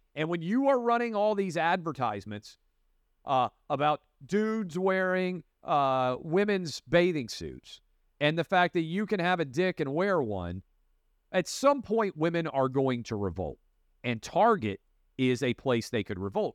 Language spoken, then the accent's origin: English; Tennessee, United States; I grew up in Tennessee and have been all over the South